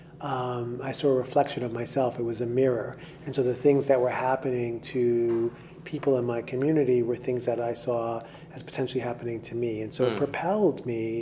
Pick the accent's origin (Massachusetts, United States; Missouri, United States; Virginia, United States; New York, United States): New York, United States; New York City; I was born in the South Bronx in New York City